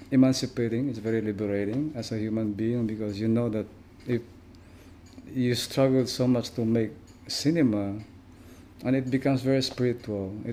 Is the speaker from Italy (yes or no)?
no; Mindanao, Philippines; I grew up in in the very very you know harsh places in the Philippines. Like it's we grew up in Mindanao.